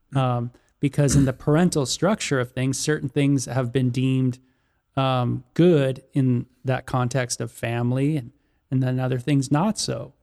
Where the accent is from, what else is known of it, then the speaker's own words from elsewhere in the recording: Los Angeles, California, United States; growing up in Southern California and the L A area